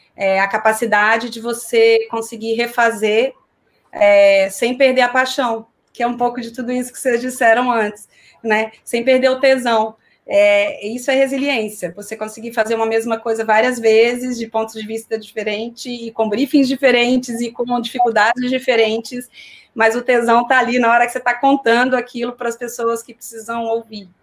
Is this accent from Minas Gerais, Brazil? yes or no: yes; Belo Horizonte, Minas Gerais, Brazil; moved away as an adult; also born or lived in São Paulo; now in Rio de Janeiro, Brazil; comecei a minha carreira em Belo Horizonte, de onde eu sou